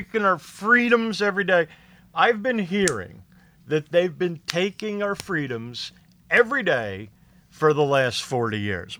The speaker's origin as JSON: {"language": "English", "town": "Philadelphia", "region": "Pennsylvania", "country": "United States", "tie": "born or raised there", "also_born_or_lived": "Florida / West Palm Beach / Fort Pierce", "moved": "as an adult", "said": "I grew up in Philadelphia area"}